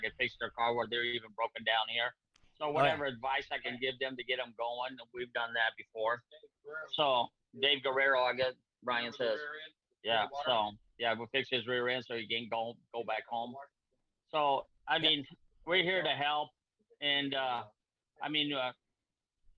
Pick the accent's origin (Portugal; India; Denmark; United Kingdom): Portugal; now in United States; I was brought up with nothing. I'm not from even the United States. I'm from Portugal